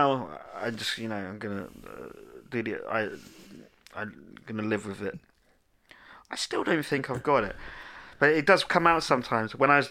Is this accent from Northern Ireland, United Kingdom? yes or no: no; South West England, United Kingdom; accent: West Country; now in London, United Kingdom; Fuck knows me. I ain't lived down that way for ages. I am a Londoner. I am a Southerner now.